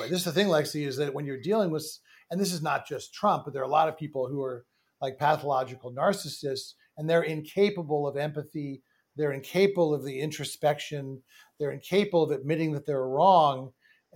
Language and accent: English; New York City, New York, United States; I grew up in New York City